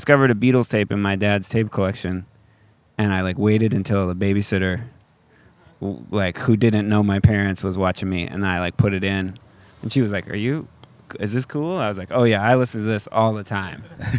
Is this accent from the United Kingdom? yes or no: no; Colorado, United States; moved away as an adult; also born or lived in Tacoma / Seattle; I grew up in Colorado.